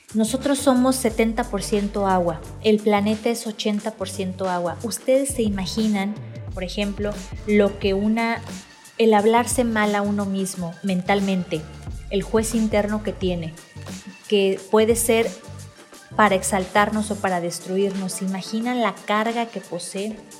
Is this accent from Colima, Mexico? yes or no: yes; Manzanillo, Colima, Mexico; now in Guadalajara, Mexico; tengo que aprender el léxico de aquí de Guadalajara, yo soy de Manzanillo